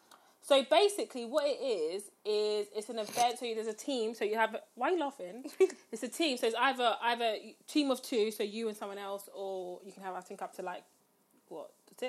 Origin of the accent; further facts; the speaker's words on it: London, United Kingdom; I'm from London town.